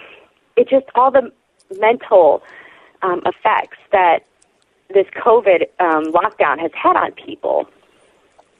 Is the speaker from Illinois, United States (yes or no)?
yes; Chicago, Illinois, United States; now in Oklahoma City, United States; in my hometown of Chicago